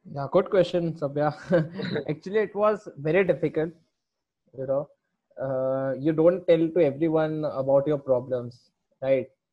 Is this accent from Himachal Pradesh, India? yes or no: no; Jaipur, Rajasthan, India; moved away as an adult; also born or lived in Mumbai; जयपुर मिल गया जो मेरा होम टाउन है